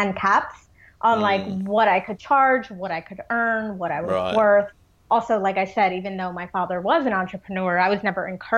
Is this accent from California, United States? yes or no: no; New Jersey, United States; I have been in New Jersey my whole life. So I was born and raised in New Jersey